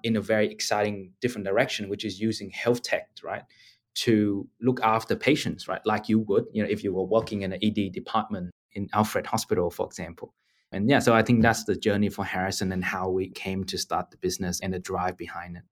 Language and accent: English; Ho Chi Minh City, Vietnam; now in Australia; I grew up in Ho Chi Minh City in Vietnam and had a fortunate opportunity to come to Australia